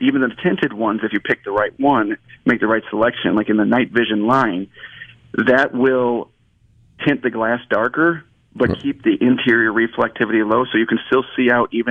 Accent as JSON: {"language": "English", "town": "Chicago", "region": "Illinois", "country": "United States", "moved": "yes", "said": "I'm from Chicago originally."}